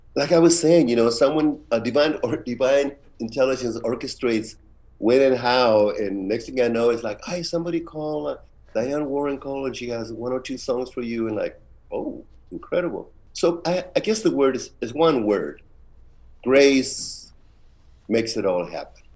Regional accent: Tijuana, Baja California, Mexico; moved away; also born or lived in San Francisco, United States; since I grew up in Tijuana

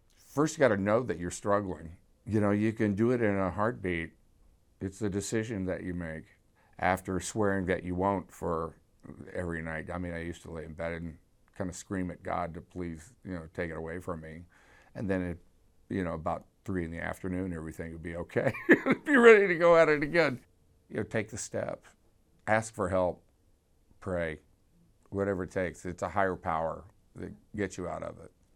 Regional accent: Houston, Texas, United States; I grew up in Houston

